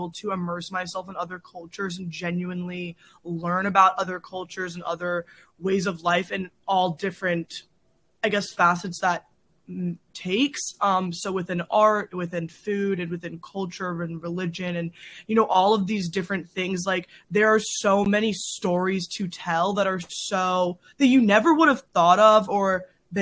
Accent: Wilmington, North Carolina, United States; moved away as an adult; now in Boston, United States; I am originally from North Carolina, southeastern North Carolina. I grew up in a beach town.

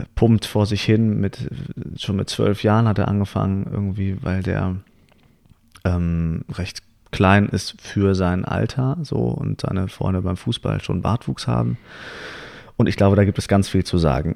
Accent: Hamburg, Germany; moved away; ich komme nämlich aus Hamburg und da sehe ich meine Eltern immer wieder an Weihnachten, weil ich sie da besuche

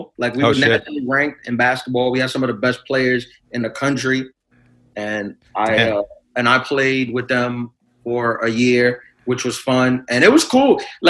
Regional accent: New York City, New York, United States; Yeah, I was born and raised. Yeah, I was born in Brooklyn and raised in Brooklyn and Queens.

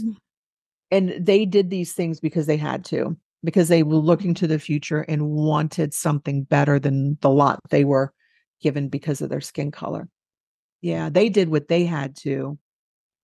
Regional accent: New Orleans, Louisiana, United States; I am from New Orleans, and I am white.

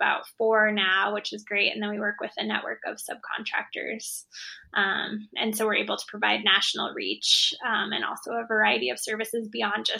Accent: Boise, Idaho, United States; it's basically my hometown

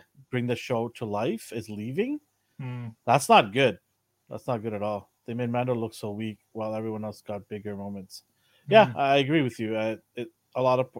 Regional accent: Canada; being Canadian here

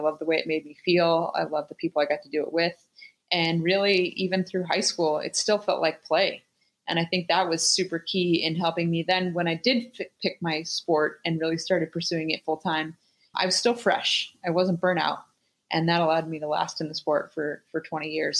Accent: Anchorage, Alaska, United States; growing up in Alaska

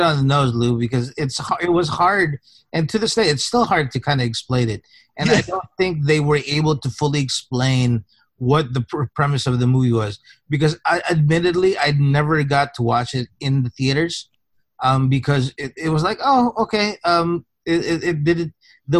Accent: Philippines; for those people who might not know, I came from the Philippines.

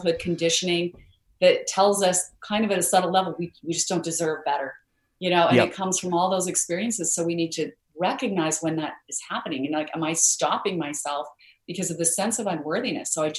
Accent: Idaho, United States; I grew up in Idaho where we had a lot of potatoes, but no mangoes.

